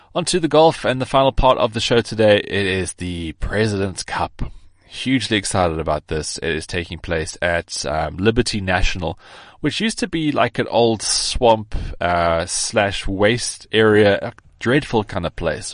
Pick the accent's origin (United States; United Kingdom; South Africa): South Africa; I am South African